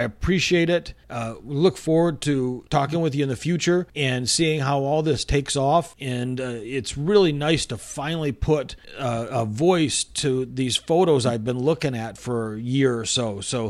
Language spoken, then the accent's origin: English; Michigan, United States; also born or lived in Arizona; now in Texas, United States; I've lived in Texas now for 12 years. I've lived in Arizona before this and was born and raised in Michigan